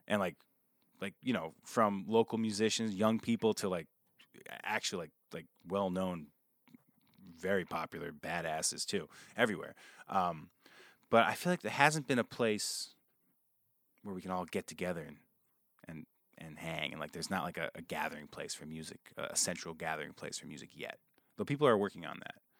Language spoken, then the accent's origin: English; New Paltz, New York, United States; I grew up outside of New Paltz